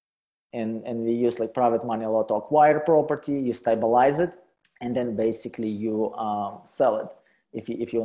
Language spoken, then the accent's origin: English; Russia; English is a second language; moved away as an adult; also born or lived in Calgary, Canada; now in Canada; I am original from Russia, you know, poor Russia. And so I came to Canada about 12 years ago